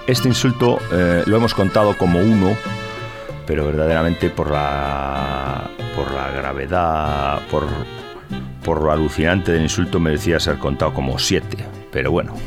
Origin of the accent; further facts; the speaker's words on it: Galicia, Spain; los gallegos somos dados a decir una cosa y la contraria